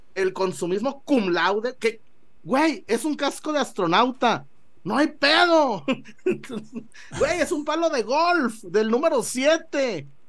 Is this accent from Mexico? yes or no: yes; Mexico; somos mexicanos